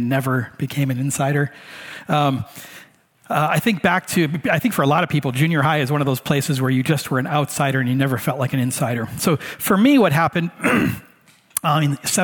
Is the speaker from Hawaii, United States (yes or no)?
yes; Hawaii, United States; moved away; also born or lived in Michigan; I grew up in Hawaii, so in my neighborhood, part of fitting in, especially if you're a white boy like me, is you speak pidgin.